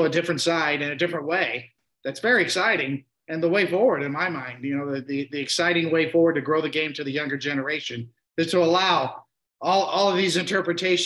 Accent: United States; growing up in America

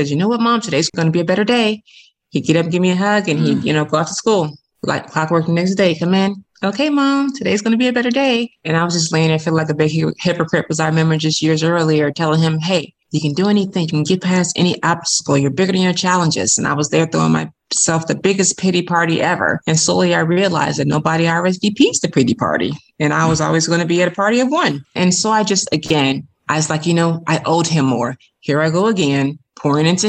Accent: Chicago, Illinois, United States; I was born and raised in Chicago

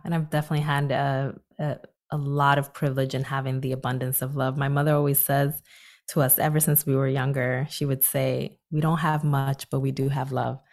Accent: Newark, New Jersey, United States; volunteering in my hometown of Newark, New Jersey

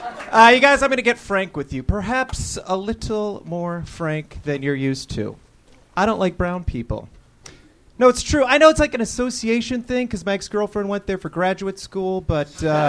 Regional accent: Marblehead, Massachusetts, United States

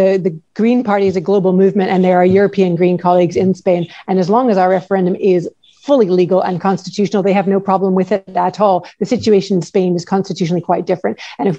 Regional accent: Canada; moved away as an adult; now in Scotland, United Kingdom; I learned about the Canadian Charter of Rights and Freedoms when I was growing up.

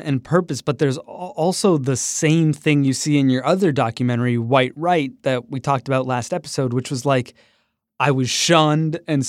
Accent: Toronto, Ontario, Canada; The kids in Toronto didn't understand the nuance between being Pakistani and being Sri Lankan. So I was just a Paki. My dad was a taxi driver. My house smelled like curry.

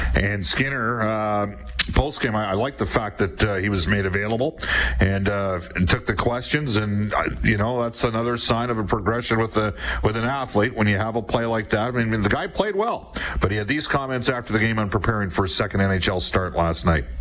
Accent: Edmonton, Alberta, Canada; I'm from Edmonton.

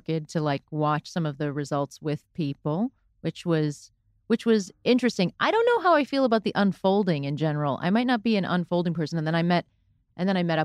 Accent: Florida, United States; I am from Florida

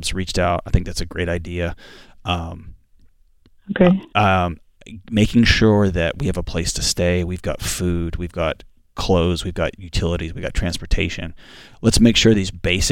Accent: Houston, Texas, United States; I grew up in Houston and Houston, Texas, and hurricanes

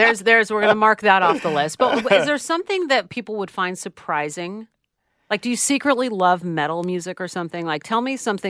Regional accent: California, United States; I'm from California. We do a lot of Mexicali stuff

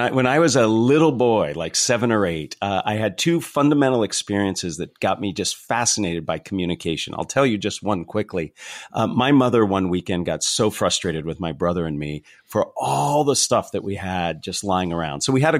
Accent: California, United States; So I'm from the San Francisco Bay Area, a small little town tucked away in the foothills right before you go over to Santa Cruz.

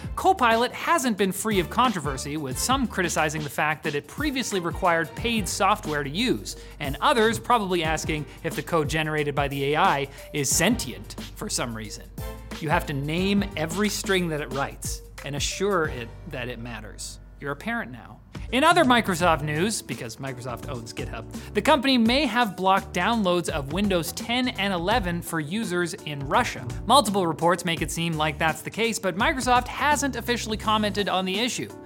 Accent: Canada; our own country

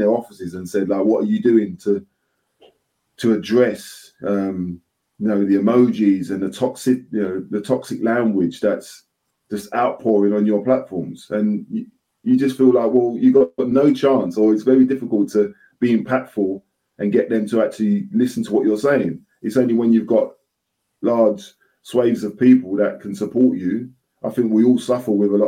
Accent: London, United Kingdom; moved away; also born or lived in Nottingham; I'm from the East End of London

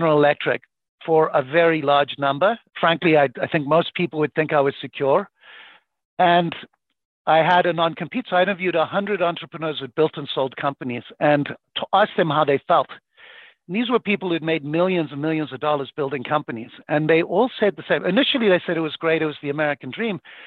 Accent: Zimbabwe; moved away; I grew up in Zimbabwe to very, very poor parents

